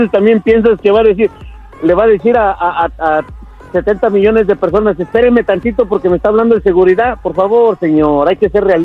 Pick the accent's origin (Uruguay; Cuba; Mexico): Mexico; Soy mexicano, te rieso de ateo no, no, no existe.